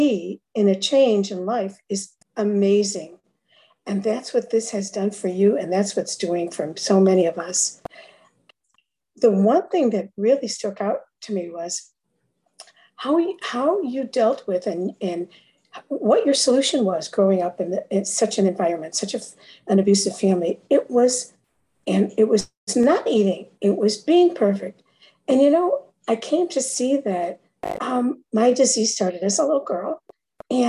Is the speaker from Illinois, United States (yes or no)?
yes; Chicago, Illinois, United States; now in Florida, United States; from Florida, originally Chicago